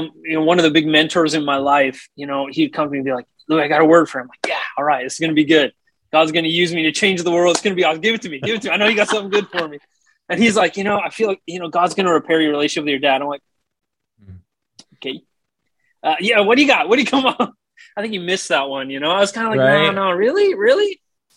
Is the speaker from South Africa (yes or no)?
no; Canada; moved away as an adult; now in Japan; I am from originally Canada